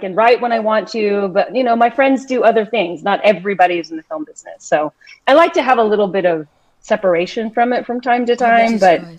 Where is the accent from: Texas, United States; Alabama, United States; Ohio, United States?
Texas, United States; also born or lived in Philippines; now in Brooklyn, United States; I was very small when we came. I was probably, 2 or 3 when we came here. And so they didn't, you know, I spoke a little bit of Tagalog when I was a little baby, but we had really wanted to assimilate because we ended up in this small Texas town